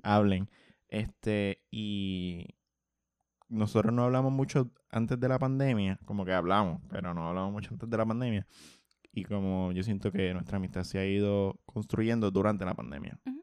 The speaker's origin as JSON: {"language": "Spanish", "town": "Bayamón", "country": "Puerto Rico", "said": "Yo soy de Santa Juanita"}